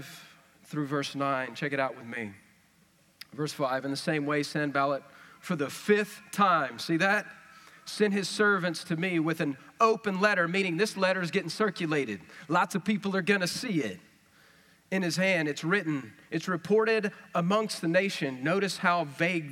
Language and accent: English; West Texas, United States; accent: West Texas; that's West Texas stuff